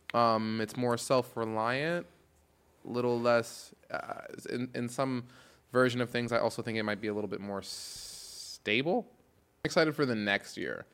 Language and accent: English; New York, United States; now in Los Angeles, United States; I'm from New York, where seasonal depression is more of a thing